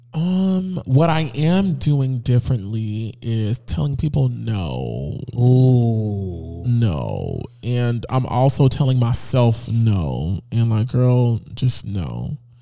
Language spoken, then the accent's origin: English; Fort Lauderdale, Florida, United States; moved away as an adult; now in Atlanta, United States; I'm from Fort Lauderdale, Florida